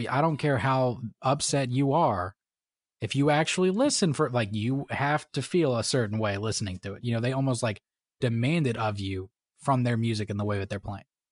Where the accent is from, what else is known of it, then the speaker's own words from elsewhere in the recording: Florida, United States; moved away; I grew up in, in a, you know, middle class family, you know, whatnot, came from Florida